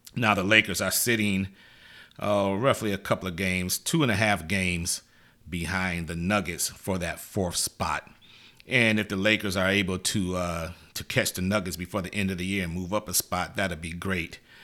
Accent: Michigan, United States; I'm not really from Missouri. I'm from Michigan

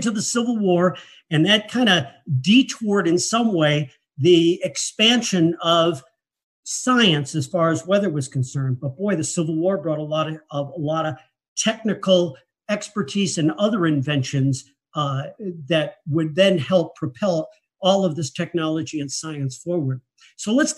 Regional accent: Buffalo, New York, United States; my hometown, Buffalo, New York

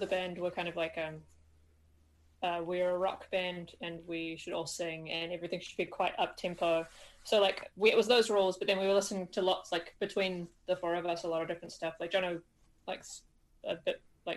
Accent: Auckland, New Zealand; we're from Auckland

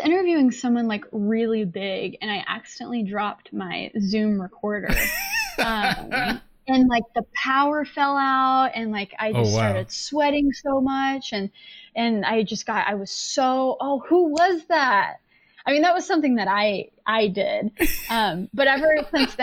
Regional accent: Texas, United States; now in New York City, United States; I'm from Texas too

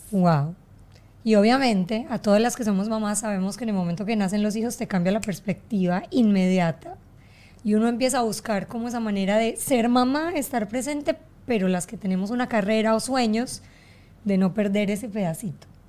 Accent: Colombia; now in Miami, United States; yo soy colombiana

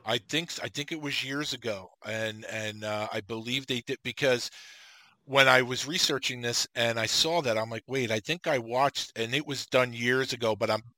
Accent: New York, United States; I'm from New York

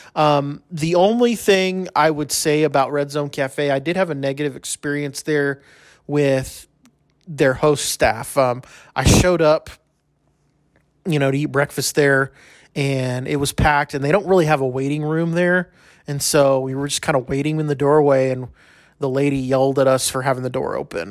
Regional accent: El Paso, Texas, United States; now in Lubbock, United States; I'm from originally from El Paso

